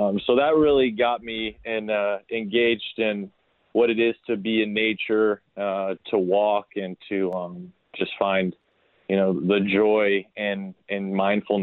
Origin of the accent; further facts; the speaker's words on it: South Florida, United States; I grew up in South Florida